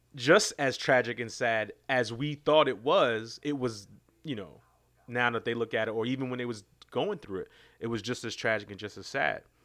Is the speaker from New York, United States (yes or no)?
yes; New York City, New York, United States; I, I grew up in New York City, uh, in Queens